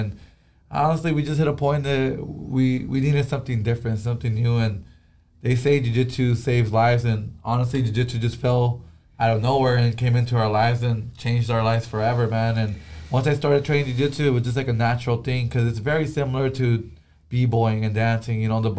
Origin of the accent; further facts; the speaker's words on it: Vista, California, United States; I grew up in Vista, which is like North County, San Diego. I was already living there. That's where our family's from.